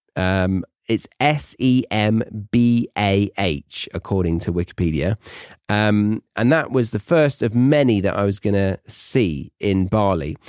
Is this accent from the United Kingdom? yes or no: yes; United Kingdom; as a Brit abroad